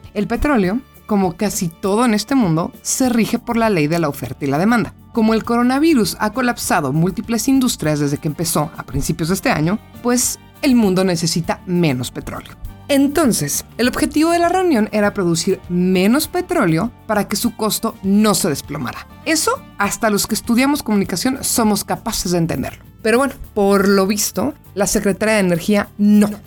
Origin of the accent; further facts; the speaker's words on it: Mexico; como mexicano